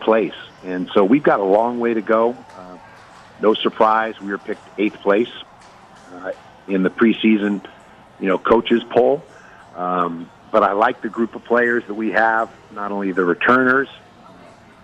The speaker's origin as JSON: {"language": "English", "town": "San Francisco", "region": "California", "country": "United States", "tie": "born or raised there", "lives_now": "San Diego, United States", "said": "I grew up on the West Coast, born and raised in the San Francisco, Northern California area"}